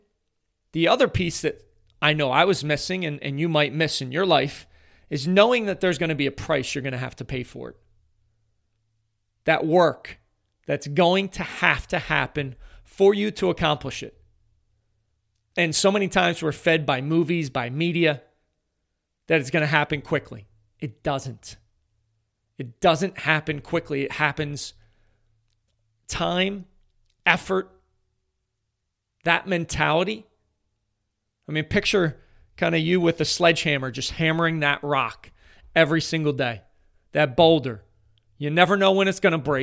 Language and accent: English; Philadelphia, Pennsylvania, United States; I am from the Philadelphia area. I actually played his school when he was an eighth grader in the district basketball playoffs